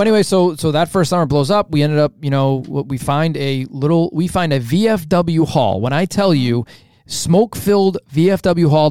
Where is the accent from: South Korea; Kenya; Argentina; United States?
United States; Revere, Massachusetts; the city of where we grew up in Revere